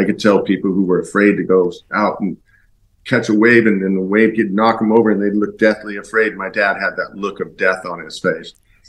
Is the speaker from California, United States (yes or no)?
yes; Laguna Beach, California, United States; I grew up in Laguna Beach, California, and I surfed Newport a lot.